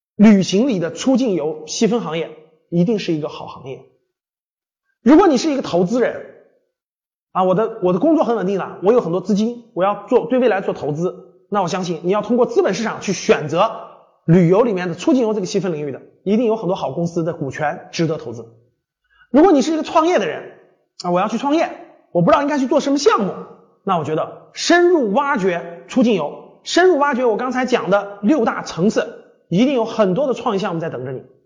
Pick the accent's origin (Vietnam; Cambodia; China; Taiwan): China; 大量的我们中国人都没有享受过